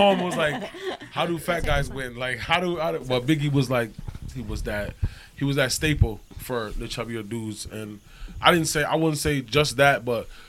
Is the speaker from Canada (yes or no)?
no; Jamaica; I'm Jamaican.